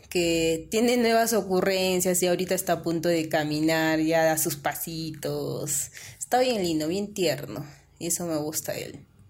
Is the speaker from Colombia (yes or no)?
no; San José de Ticllas, Ayacucho, Peru; ya pues con mis abuelos crecí y ellos son de allá y yo también me, identifico del valle, ¿no? Ah. San José de Titas